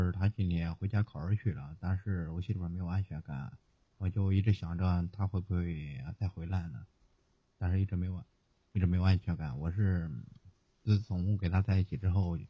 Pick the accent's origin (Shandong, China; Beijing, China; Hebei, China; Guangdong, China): Hebei, China; now in Tianjin, China; 我是河北的，